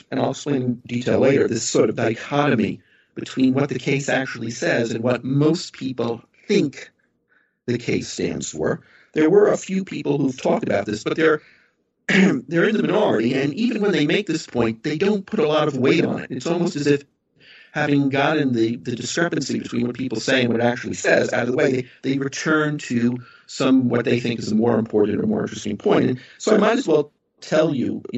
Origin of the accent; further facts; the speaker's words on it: United States; moved away as an adult; now in Ireland; I'm an American